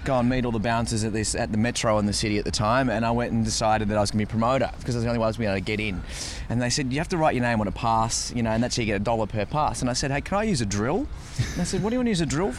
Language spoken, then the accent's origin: English; Australia; moved away as an adult; now in United States; we got on the boats and in 2014 we arrived here